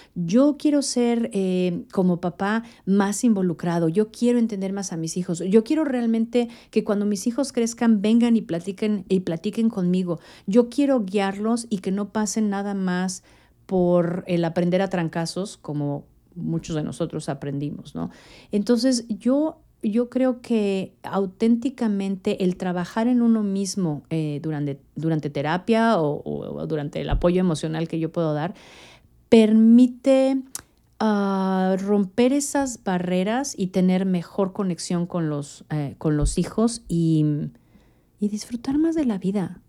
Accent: Mexico City, Mexico; moved away as an adult; also born or lived in Honduras / Guatemala / Monterrey, Mexico / Miami, United States; now in Dallas, United States; yo nací en México, eh, yo soy mexicana

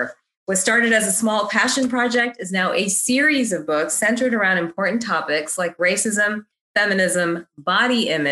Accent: the South, United States; I grew up in the South

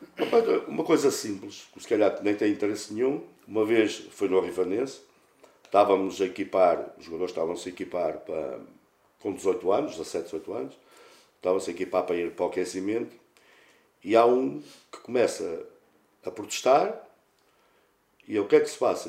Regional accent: Santa Maria de Lamas, Aveiro District, Portugal; moved away as an adult; now in Pedroso, Portugal; sou natural de Santa Maria de Lamas, não resido agora, resido no, em Pedroso

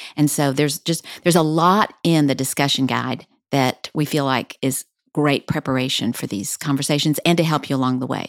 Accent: El Paso, Texas, United States; now in Dallas, United States; I grew up in El Paso

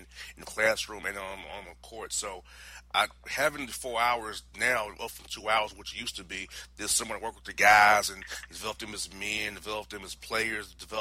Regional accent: Florida, United States; moved away as an adult; also born or lived in Tennessee; now in Atlanta, United States; I'm from Florida, went to school in Tennessee

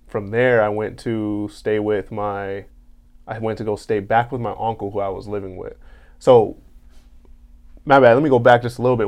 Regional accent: Carson, California, United States; I'm from Carson

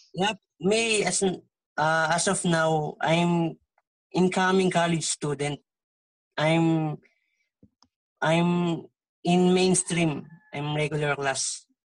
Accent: Antipolo, Calabarzon, Philippines; English is a second language; my hometown here in on in Antipolo, Rizal, Philippines

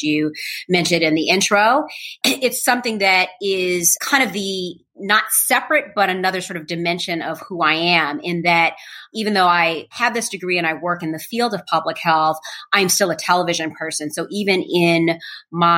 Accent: Chicago, Illinois, United States; growing up on the South Side of Chicago

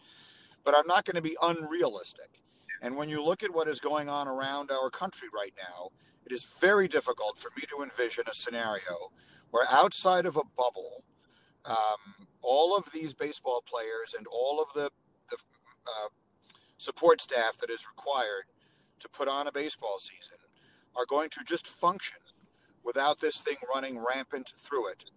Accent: New York, United States; born or raised there; moved away as an adult; also born or lived in Chicago

